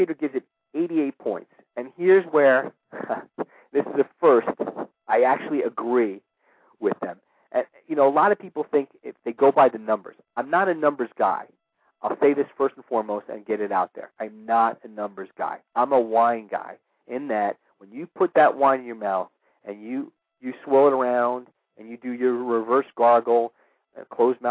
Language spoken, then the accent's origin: English; New York City, New York, United States; my hometown of New York City